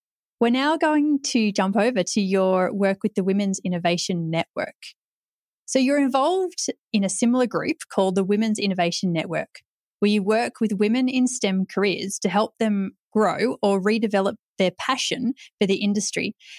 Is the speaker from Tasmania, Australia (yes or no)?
no; New South Wales, Australia; I'm obviously from New South Wales